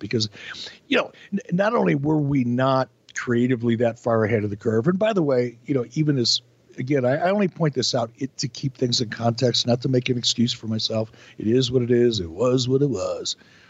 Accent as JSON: {"language": "English", "town": "Detroit", "region": "Michigan", "country": "United States", "tie": "born or raised there", "also_born_or_lived": "Pittsburgh / Minneapolis", "said": "I grew up in Detroit and Pittsburgh and Minneapolis."}